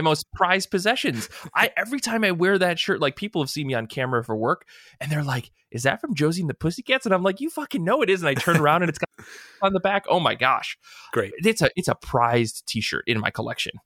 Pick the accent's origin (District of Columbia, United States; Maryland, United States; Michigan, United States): Michigan, United States; we're from the Midwest